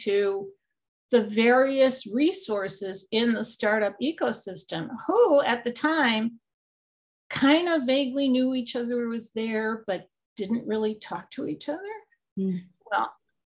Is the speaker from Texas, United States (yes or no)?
no; New York, United States; I'm originally from New York